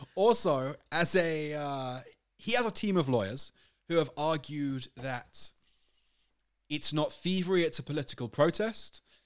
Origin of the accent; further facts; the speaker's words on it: United Kingdom; I'm British